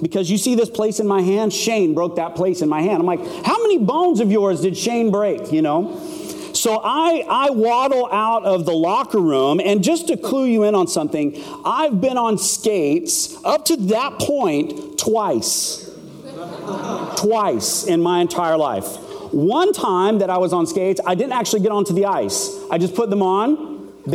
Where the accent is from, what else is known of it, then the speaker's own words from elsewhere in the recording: Phoenix, Arizona, United States; I'm from Phoenix, Arizona